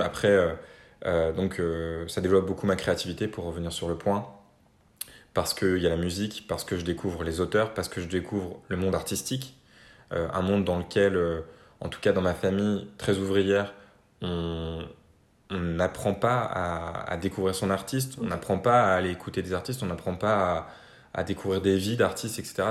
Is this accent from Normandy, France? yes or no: yes; Normandy, France; je viens de Normandie. j'ai grandi en Normandie, euh, en campagne